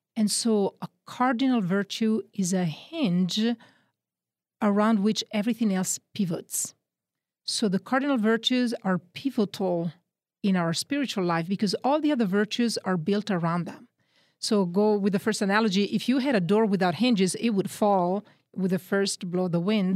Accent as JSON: {"language": "English", "town": "Milan", "region": "Lombardy", "country": "Italy", "tie": "born or raised there", "also_born_or_lived": "Texas", "accent": "Northern Italian", "second_language": "English", "moved": "yes", "said": "I'm from Italy, Northern Italy. Grew up in the Diocese of Milan"}